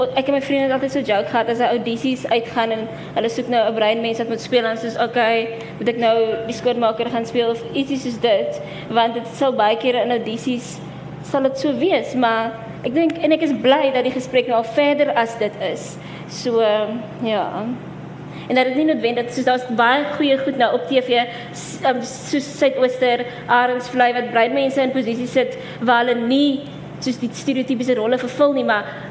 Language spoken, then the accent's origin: Afrikaans; PE, Eastern Cape, South Africa; now in Cape Town, South Africa; ek kom ook van PEF, so ek ken nie regtig Kaapse breinmense nie, maar nou dat ek al so lank hier so is